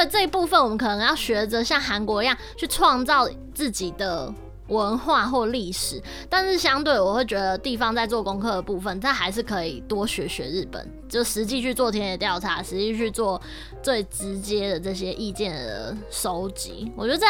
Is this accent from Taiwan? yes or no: yes; Taiwan; now in Japan; 我们身为台湾人